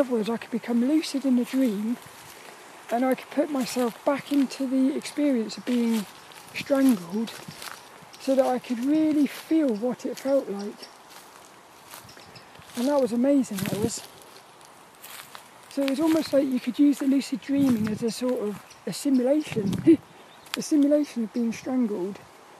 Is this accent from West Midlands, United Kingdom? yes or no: yes; Birmingham, West Midlands, United Kingdom; Oh, Brommy. I'm from Birmingham. I'm from Birmingham. Birmingham.